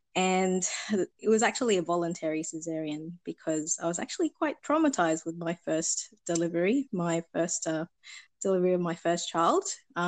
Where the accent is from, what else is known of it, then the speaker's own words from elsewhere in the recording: Sydney, New South Wales, Australia; I'm from Sydney, Australia.